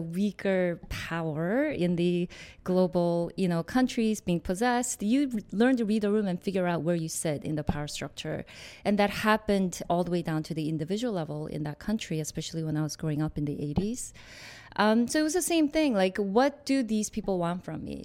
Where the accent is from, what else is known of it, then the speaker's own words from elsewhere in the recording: Seoul, South Korea; moved away; also born or lived in New York; I was born in Korea in Seoul